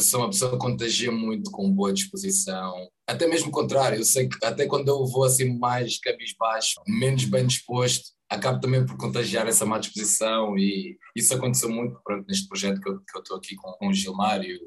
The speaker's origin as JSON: {"language": "Portuguese", "town": "Loures", "region": "Lisbon", "country": "Portugal", "tie": "born or raised there", "also_born_or_lived": "Angola", "said": "no bairro onde eu cresci, é na Portela da Zóia, pertence ali a Bobadela"}